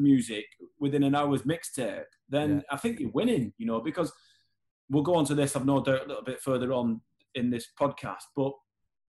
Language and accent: English; Horwich, North West England, United Kingdom; growing up in Horwich, in Bolton